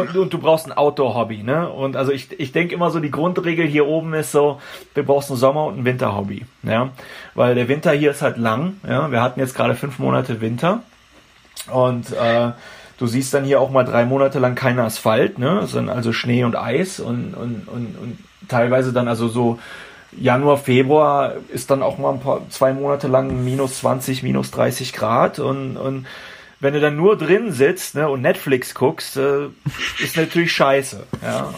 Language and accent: German; North Rhine-Westphalia, Germany; moved away as an adult; also born or lived in Toronto, Canada / Vancouver, Canada; now in Prince George, Canada; ich komme ja wie gesagt aus dem Bonn-Kölner Raum